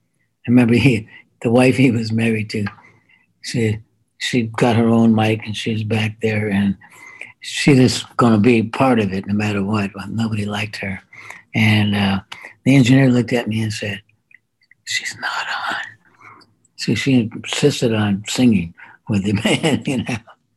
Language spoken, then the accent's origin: English; Shamrock Mines, Colorado, United States; born there; I was born in Shamrock Mines, Colorado, which is a country song I wrote too. And That's where I was born, man. In 1942, my dad was a miner.